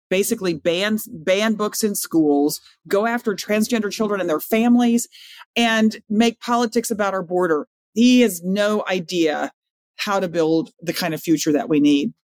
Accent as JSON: {"language": "English", "town": "Austin", "region": "Texas", "country": "United States", "tie": "born or raised there", "said": "I went down to Austin, which is my hometown"}